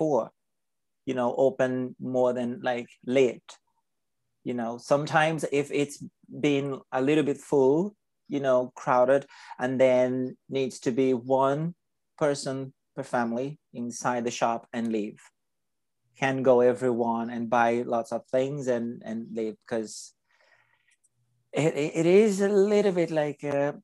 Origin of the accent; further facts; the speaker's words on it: Brazil; now in Ireland; I'm from Brazil, and then my family is, so my mom is there, and then I'm living in Ireland.